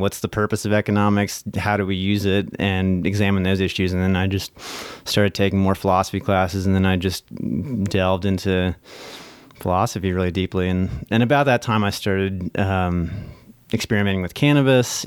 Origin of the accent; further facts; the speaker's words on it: Lexington, Virginia, United States; also born or lived in New Jersey; I was born in New Jersey, but I only lived there for, like, two years, but then I pretty much grew up in rural Virginia, Lexington